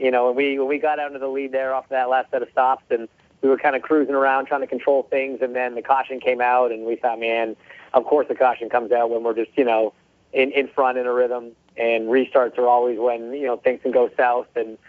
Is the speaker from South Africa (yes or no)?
no; Canada; I mean, even as a kid growing up there, when I would watch IndyCar racing